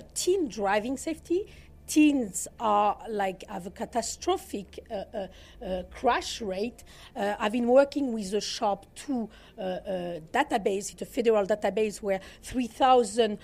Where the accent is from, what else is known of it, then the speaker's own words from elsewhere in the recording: southern France, France; accent: Southern France; English is a second language; Hopefully you'll manage my accent. This is Southern France